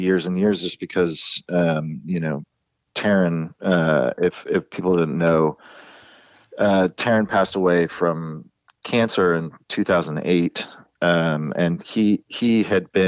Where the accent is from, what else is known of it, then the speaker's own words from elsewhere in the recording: Encinitas, California, United States; the town that we grew up in San Diego, Encinitas, really small community